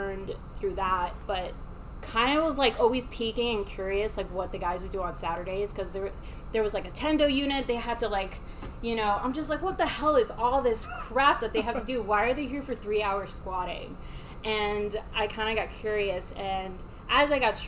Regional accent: Miami, Florida, United States; I was raised in Miami

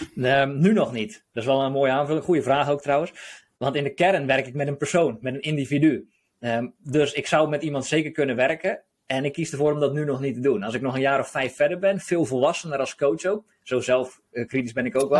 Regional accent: Hoeksche Waard, South Holland, Netherlands; now in De Wijk, Netherlands; ik kom zelf uit de Hoekse Waard, dus onder Rotterdam

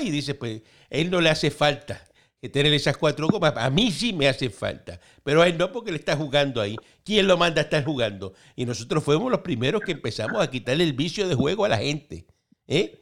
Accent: Cuba; now in Miami, United States; Así somos nosotros los cubanos.

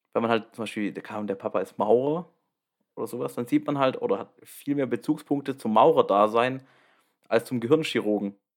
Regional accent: Baden-Württemberg, Germany; ich komme aus Baden-Württemberg

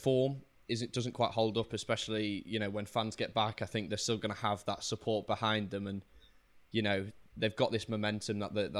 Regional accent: Leeds, Yorkshire and the Humber, United Kingdom; I'm from Leeds myself, so, you know, the city is well and truly behind them.

